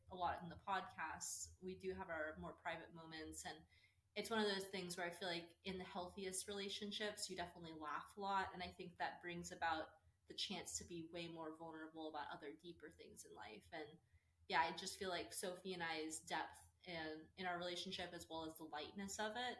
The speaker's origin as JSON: {"language": "English", "town": "Austin", "region": "Texas", "country": "United States", "tie": "born or raised there", "also_born_or_lived": "Dallas, Texas", "said": "I was born and raised in Austin, Texas"}